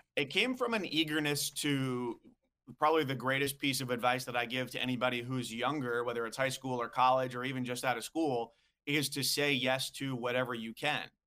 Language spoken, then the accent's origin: English; White Plains, New York, United States; growing up in White Plains, New York